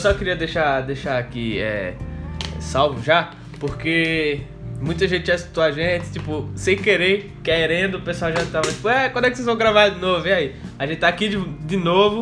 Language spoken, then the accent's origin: Portuguese; Brazil; Aqui no Brasil, como a gente é brasileiro